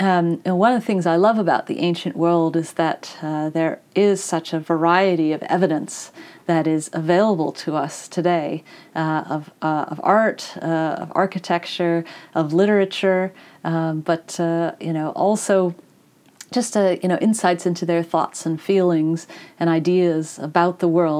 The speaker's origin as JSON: {"language": "English", "region": "Vermont", "country": "United States", "tie": "born or raised there", "moved": "yes", "lives_now": "Queensland, Australia", "said": "When I was a kid growing up in Vermont"}